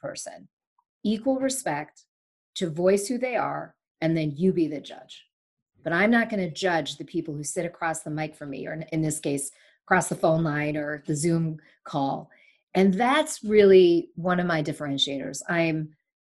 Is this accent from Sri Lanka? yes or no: yes; Sri Lanka; moved away; I was born in Sri Lanka